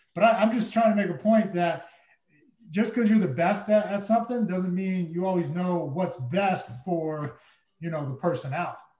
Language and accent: English; Massachusetts, United States; I grew up in Massachusetts.